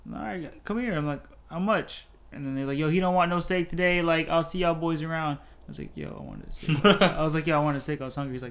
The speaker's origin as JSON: {"language": "English", "town": "Port St. Lucie", "region": "Florida", "country": "United States", "tie": "born or raised there", "also_born_or_lived": "Seoul, South Korea", "said": "say I'm from Florida. I mean, from Port St. Lucie, because I lived in other places, but I'm like I barely remember them, so I can't really be like I'm from I'm from South Korea, boy"}